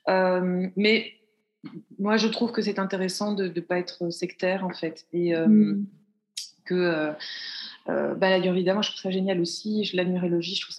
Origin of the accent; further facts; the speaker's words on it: Belgium; puisque je suis belge et en {S0} Belgique.